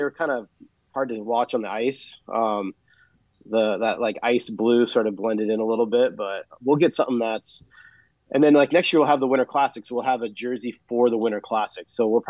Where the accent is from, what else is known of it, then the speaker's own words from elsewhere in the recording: Seattle, Washington, United States; we're from Seattle